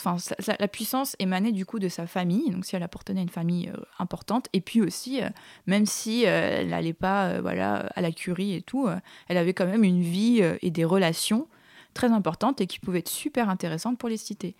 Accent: French Polynesia; moved away as an adult; je viens de Tahiti, ah. Et euh, j'ai grandi là-bas jusqu'à mes 18 ans

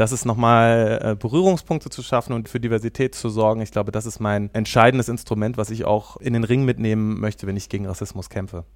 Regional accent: Wernigerode, Saxony-Anhalt, Germany; now in Kassel, Germany; Ich komme ja ursprünglich aus Ostdeutschland. Ich bin in Wernigerode am Harz geboren.

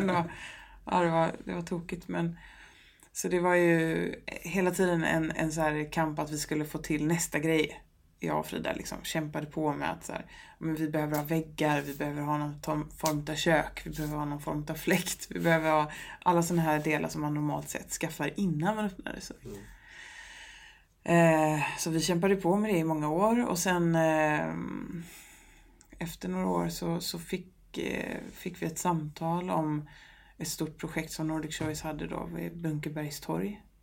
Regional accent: Gothenburg, Västra Götaland, Sweden; men jag är från Göteborg, jag vet att det finns god fisk här

